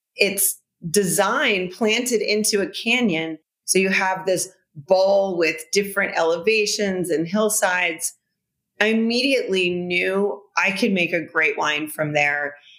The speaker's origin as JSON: {"language": "English", "country": "United States", "also_born_or_lived": "Bordeaux, France", "said": "as an American"}